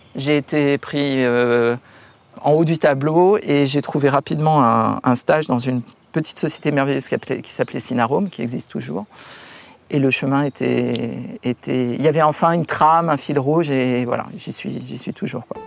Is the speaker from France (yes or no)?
yes; Paris, Île-de-France, France; also born or lived in Munich / Dubai / New York; à Paris où j'ai grandi